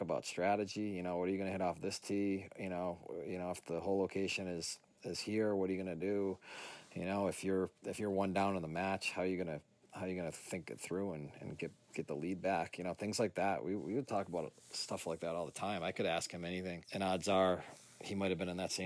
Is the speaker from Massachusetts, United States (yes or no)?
yes; Lee, Massachusetts, United States; I'm from Lee, Massachusetts